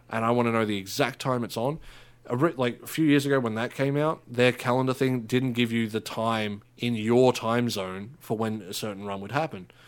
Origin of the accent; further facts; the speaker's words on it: Australia; we're Australian